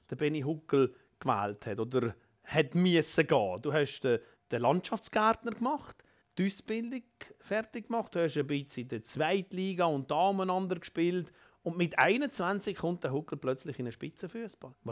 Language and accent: German; Valais, Switzerland; now in Zurich, Switzerland; mit meinem Hintergrund als Walliser, der schon lange in Zürich daheim ist